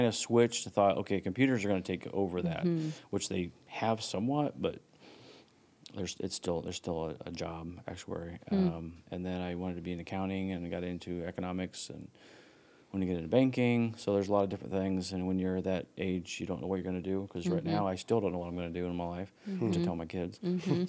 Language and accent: English; Huntington, Indiana, United States; also born or lived in Bloomington, Indiana; I was born and raised in Huntington